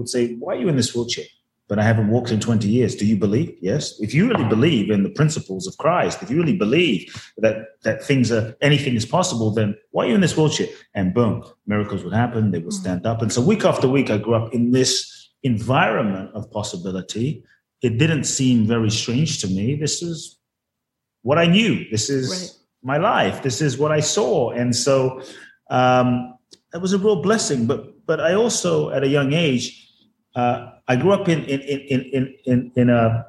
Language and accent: English; London, United Kingdom; moved away as an adult; also born or lived in Ghana / Los Angeles, United States; now in Miami, United States; I was born in Ghana, West Africa. My father's from Ghana. My mother's Japanese. I grew up in London from the age of 3 to 18, then from 18 to now, Los Angeles pretty much, and now Miami, so the U.S.